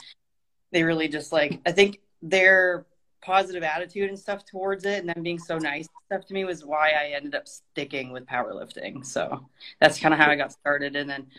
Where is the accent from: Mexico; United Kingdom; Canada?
Canada; moved away as an adult; also born or lived in Toronto; now in Georgia, United States; I had ended up moving to Toronto because I'm originally Canadian. I just moved to Georgia recently.